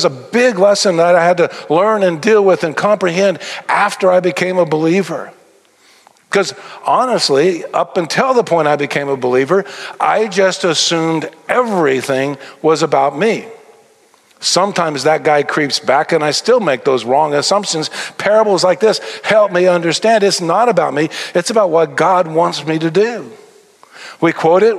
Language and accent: English; Tennessee, United States; now in Texas, United States; I am a Texan. I got here as fast as I could. I was born in Tennessee